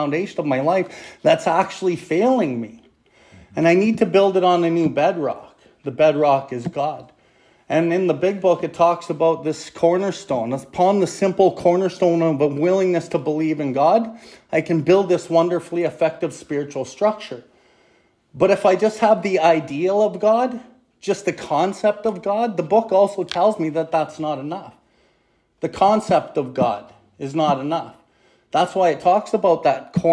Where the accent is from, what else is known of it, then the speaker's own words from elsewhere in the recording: Calgary, Alberta, Canada; I come from Calgary.